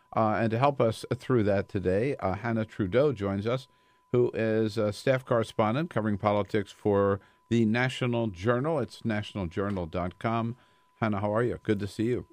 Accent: Delaware, United States; I'm from Delaware

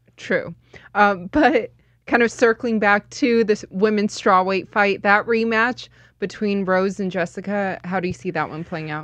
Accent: Las Vegas, Nevada, United States; born and raised in Las Vegas.

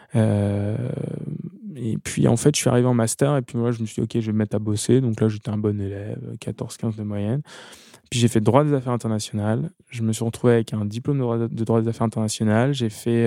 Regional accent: Amboise, Centre-Val de Loire, France; also born or lived in Tours / Blois; Amboise, où je suis, où j'ai grandi, Tours, euh, Chambre et Tours où je suis né

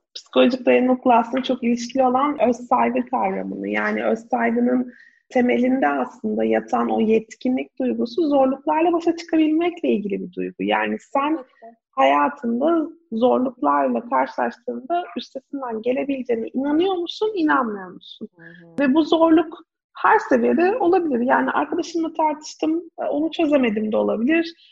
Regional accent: İzmir, Turkey; Ben de İzmir'de büyüdüm

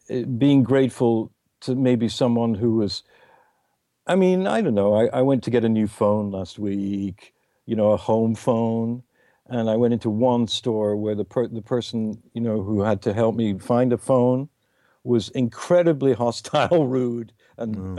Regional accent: England, United Kingdom; It's just me being English.

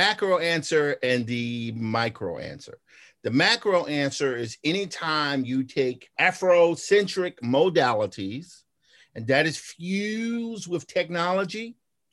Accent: Clarksdale, Mississippi, United States; I'm from Clarksdale

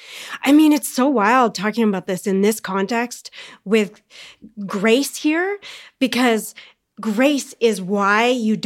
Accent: Canada; I'm a weirdo from Canada

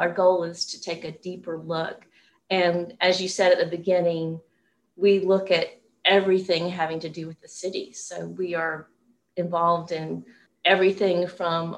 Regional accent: Knoxville, Tennessee, United States; now in Atlanta, United States; when I was growing up in Knoxville, Tennessee

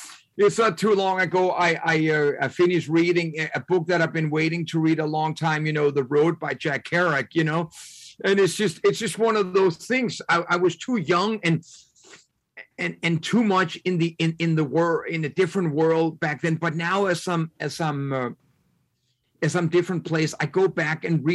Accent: Denmark; moved away as an adult; I came from Denmark

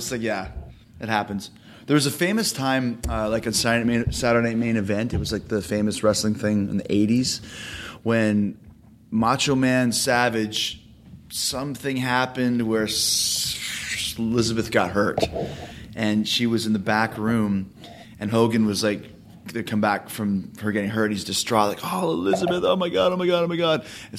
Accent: Winnipeg, Manitoba, Canada; Growing up in Winnipeg, they would do these tours of the Northern Indian reservations, mm-hmm. Northern Manitoba.

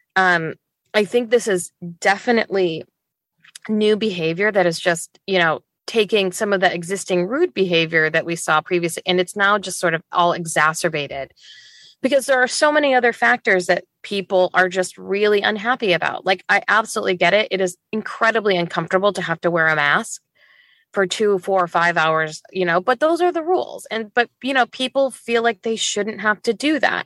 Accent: Northwest Indiana, United States; moved away as an adult; also born or lived in Chicago / Dubai; now in Seattle, United States; originally from Northwest Indiana. um, which is where I grew up

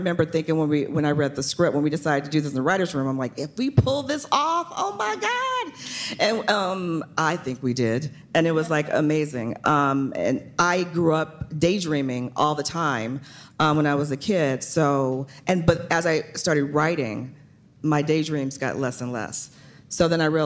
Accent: New Orleans, Louisiana, United States; I'm from New Orleans

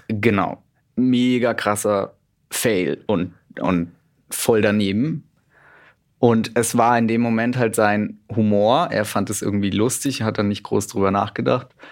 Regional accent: Middle Franconia, near Nuremberg, Bavaria, Germany; now in Cologne, Germany; ich wohne jetzt in Köln, bin aber ursprünglich Mittelfranke. Ah. Genau, von da komme ich her. Nähe Nürnberg

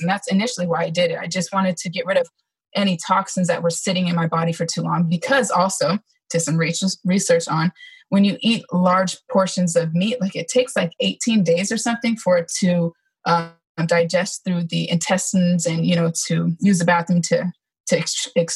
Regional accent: California, United States; moved away as an adult; also born or lived in Georgia; I didn't grow up in Georgia. I grew up in California, but I ended up in the Georgia area because I was stationed at Fort Stewart, which is in Hinesville, Georgia.

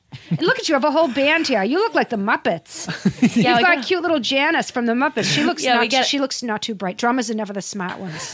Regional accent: Massachusetts, United States; now in Los Angeles, United States; And I'm from New England. I'm from Massachusetts specifically, okay? It's a blue state, okay? Anyway, so I came out to California because I'm, you know what? I'm exhausted by the East Coast. I'm in Los Angeles learning about Los Angeles culture.

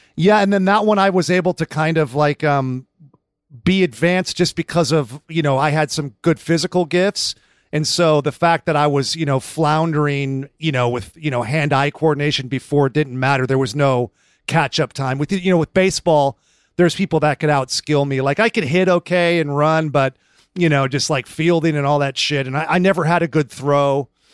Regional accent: Northern California, United States; now in Los Angeles, United States; We grew up together in Northern California

